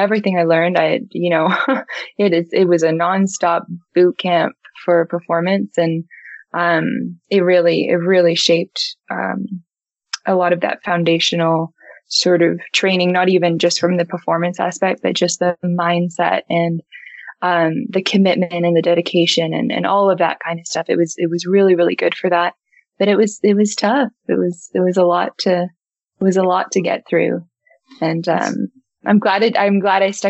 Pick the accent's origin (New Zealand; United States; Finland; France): New Zealand; Auckland; moved away as an adult; also born or lived in Toronto, Canada; now in Vancouver, Canada; I'm a Kiwi girl. and I always say that's home. Like, I feel like, you know, I was born there. I was raised there.